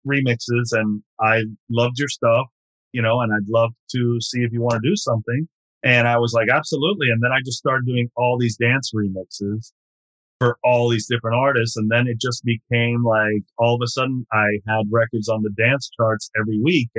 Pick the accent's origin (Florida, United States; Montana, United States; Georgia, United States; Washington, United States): Florida, United States; Miami; I was from Miami and obviously Latin, from a Latin background